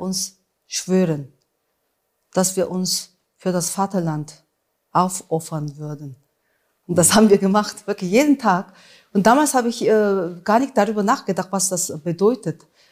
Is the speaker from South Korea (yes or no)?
yes; Busan, South Korea; German is a second language; now in Saarbrücken, Germany; meine Kindheit in Südkorea